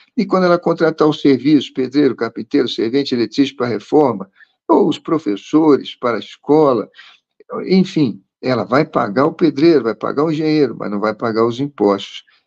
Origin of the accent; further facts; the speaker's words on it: Rio de Janeiro, Brazil; eu morava na zona sul do Rio de Janeiro, onde nasci e cresci